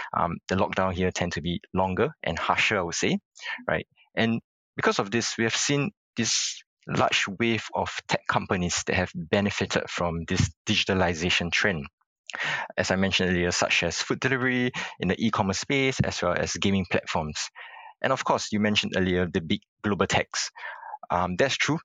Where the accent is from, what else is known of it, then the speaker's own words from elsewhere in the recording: Singapore; I was born in Singapore and pretty much spent most of my life here